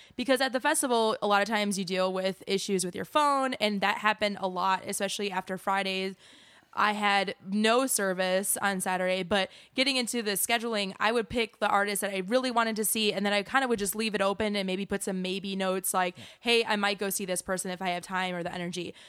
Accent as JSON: {"language": "English", "region": "Wisconsin", "country": "United States", "moved": "yes", "said": "I'm from Wisconsin, so bag is B A G"}